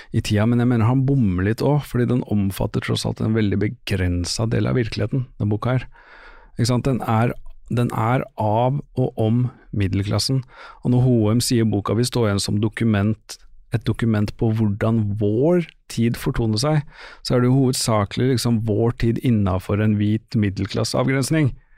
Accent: Oslo, Norway; moved away; jeg er fra Stovner. Ja. Jeg bor jo ikke på Stovner

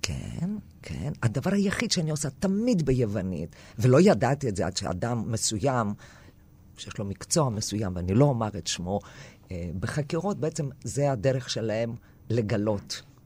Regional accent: a small village in northern Greece, Greece; first language Greek; Hebrew is a second language; moved away as an adult; now in Israel; נולדתי בצפון יוון, בכפר קטן, שדיברו מין, אה, אה, דיאלקט, אה, אה, קווקליוטיקה

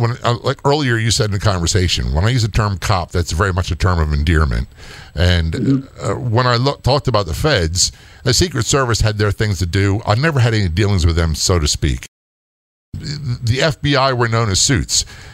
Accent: Maryland, United States; I came from Southern Maryland. I came from the sleepy country. I was a Navy brat, raised everywhere.

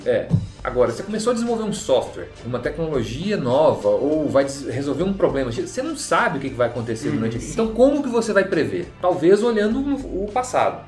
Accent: Belo Horizonte, Minas Gerais, Brazil; moved away as an adult; now in São Paulo, Brazil; Foi aí que eu me mudei para São Paulo, eu sou de Belo Horizonte, me mudei para São Paulo com família e cachorro e tudo

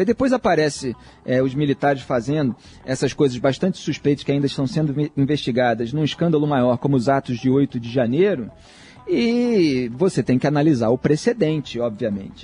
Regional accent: Brazil; Eu, como brasileiro que acompanha as autoridades públicas

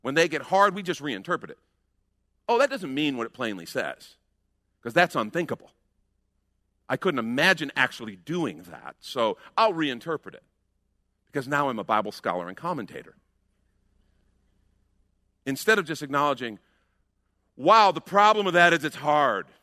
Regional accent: United States; We're American Christians

